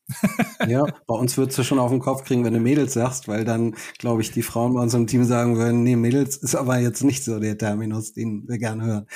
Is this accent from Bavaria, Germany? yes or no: no; Buchholz in der Nordheide, Lower Saxony, Germany; moved away as an adult; also born or lived in Düsseldorf / Berlin; now in Hannover, Germany; ich bin in Düsseldorf bis neun aufgewachsen, dann sind wir nach Buchholz in der Nordheide gezogen